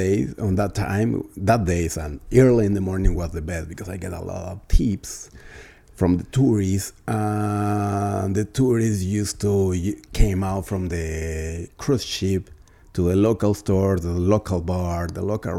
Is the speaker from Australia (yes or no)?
no; Tijuana / Ensenada, Baja California, Mexico; English is a second language; also born or lived in Celaya, Guanajuato, Mexico; I'm originally from Guanajuato. I was born in Celaya, Guanajuato. I arrived to Tijuana when I was four years old with my parents.